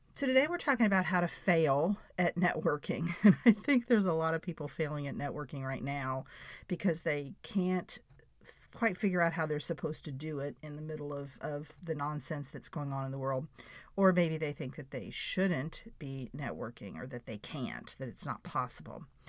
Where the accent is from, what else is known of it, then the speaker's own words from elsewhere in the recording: Florida, United States; I'm a girl from Florida